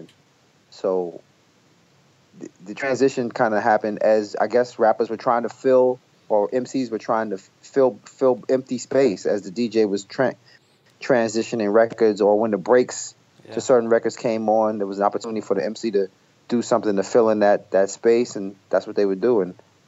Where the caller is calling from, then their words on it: New Jersey, United States; also born or lived in Brooklyn; I'm in New Jersey. I live in Jersey now. I moved from Brooklyn in 2006.